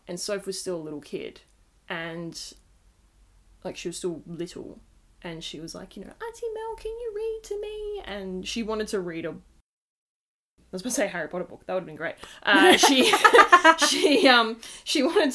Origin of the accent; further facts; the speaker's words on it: Australia; accent: Australian; particularly from our accents, that we are doing this from Australia